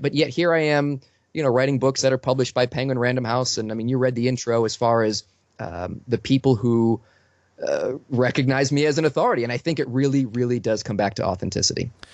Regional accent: Boston, Massachusetts, United States; I'm from Boston

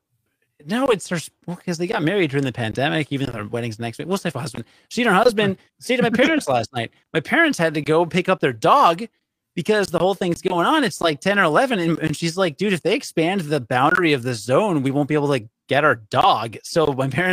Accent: Rockford, Illinois, United States; I grew up in Rockford

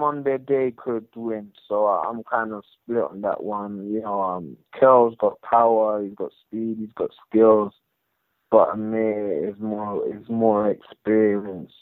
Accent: United Kingdom; being British

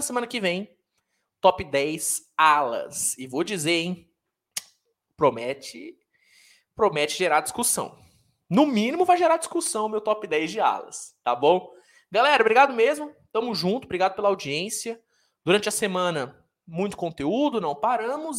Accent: Minas Gerais, Brazil; also born or lived in São Paulo; É que eu nasci em São Paulo, mas eu vim pra, pra Minas muito cedo

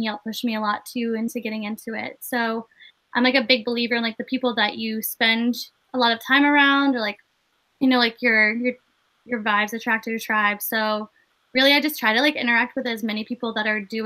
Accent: Maine, United States; So I am originally from Maine. I grew up here.

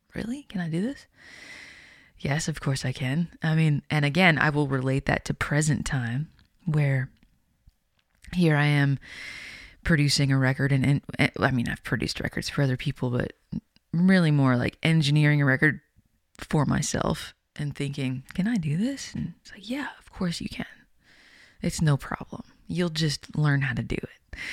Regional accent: Winnipeg, Manitoba, Canada; growing up in Winnipeg

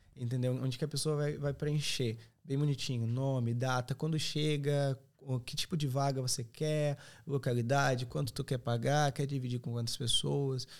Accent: Serra Gaúcha, Rio Grande do Sul, Brazil; moved away as an adult; now in Ireland; sou da Serra Gaúcha

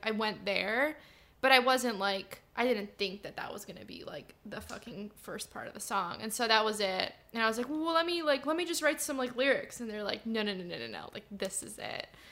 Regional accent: San Diego, California, United States; also born or lived in Chicago, Illinois, United States; We all moved to San Diego when I was five

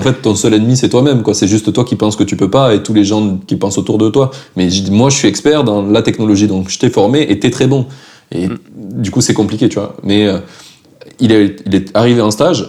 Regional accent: France; en tant que Français

